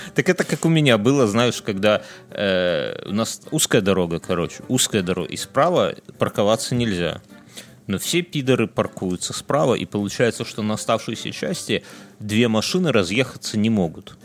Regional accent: Belarus

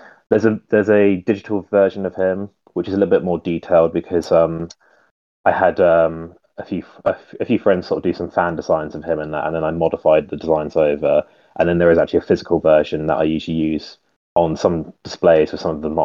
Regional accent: United Kingdom; now in Isle of Wight, United Kingdom; mainly on Instagram and Flickr. I'm from the United Kingdom. I live on a very small little island called the Isle of Wight.

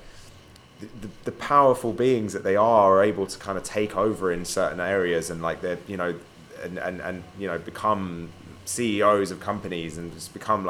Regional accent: London, United Kingdom; moved away; where I grew up in London

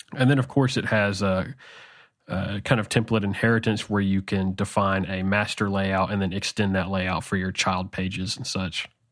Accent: Arkansas, United States; I grew up in Arkansas, and I still live in Arkansas in the central part of the United States

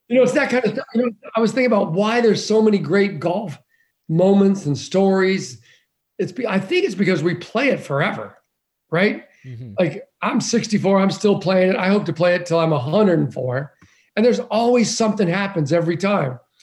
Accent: Boulder, Colorado, United States; We grew up in Boulder, Colorado.

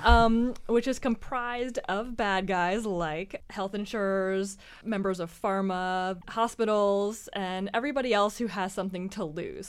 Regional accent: Georgia, United States; my home state of Georgia

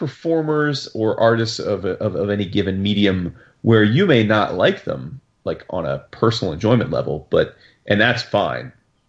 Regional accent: New Jersey, United States; I'm from Jersey and in the Northeast

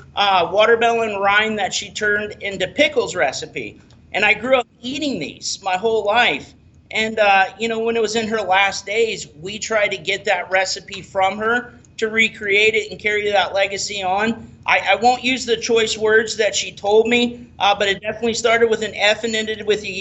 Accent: Tampa, Florida, United States; also born or lived in Rockingham, North Carolina / St. Petersburg; I actually moved here when I was 3 days old

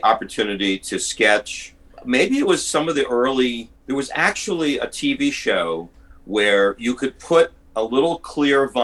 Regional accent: New Jersey, United States; I wound up in my small hometown in New Jersey

